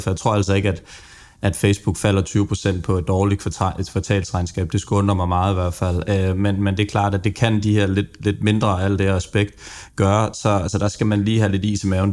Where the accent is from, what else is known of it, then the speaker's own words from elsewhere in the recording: Funen, Southern Denmark, Denmark; jeg er jo også Fynbo